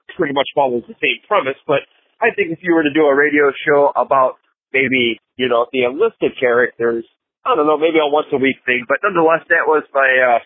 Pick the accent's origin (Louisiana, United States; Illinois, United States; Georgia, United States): Illinois, United States; Chicago; I am from Chicago, Illinois